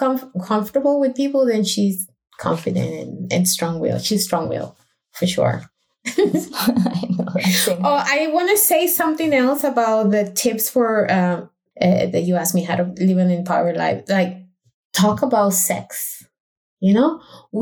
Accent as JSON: {"language": "English", "country": "Costa Rica", "tie": "born or raised there", "moved": "yes", "said": "I went to Costa Rica where my hometown is"}